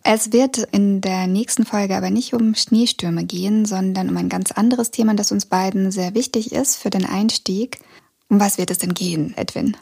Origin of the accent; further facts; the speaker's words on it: Northern Kazakhstan, Kazakhstan; now in Germany; ich komme auch aus Kasachstan